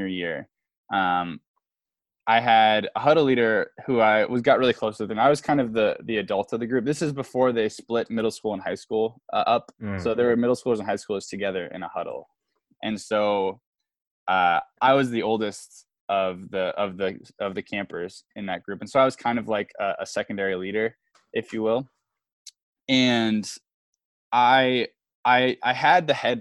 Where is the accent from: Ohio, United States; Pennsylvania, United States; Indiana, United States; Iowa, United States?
Iowa, United States; Davenport; I'm from Davenport, and my home church that I grew up